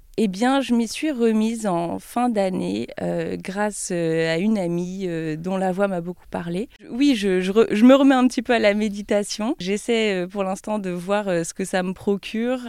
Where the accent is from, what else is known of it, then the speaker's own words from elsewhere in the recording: Troyes, Grand Est, France; moved away as an adult; also born or lived in Paris; now in Lyon, France; dans ma ville natale, à Troyes, j'ai été élève euh, pendant dix ans à l'école des beaux-arts